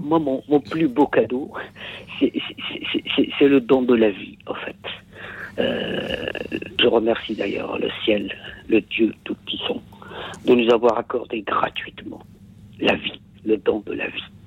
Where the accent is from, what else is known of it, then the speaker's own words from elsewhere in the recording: Kabylie, Algeria; French is a second language; moved away; chez nous en Kabylie